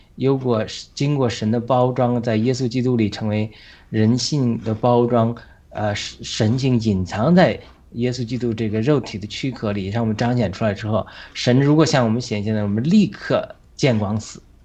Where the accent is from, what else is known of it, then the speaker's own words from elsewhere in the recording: China; 会跟着我们中国人的心灵带上了伤害